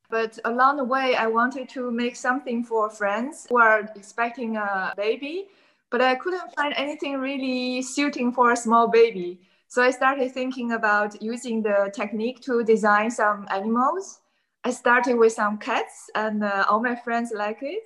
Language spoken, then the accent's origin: English; China; moved away as an adult; now in Amsterdam, Netherlands; Originally, I came from China and I came to Amsterdam